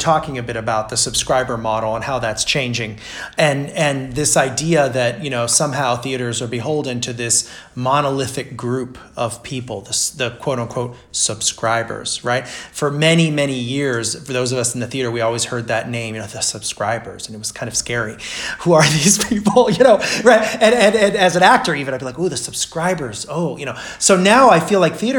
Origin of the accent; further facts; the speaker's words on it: Brazil; moved away; I grew up in Brazil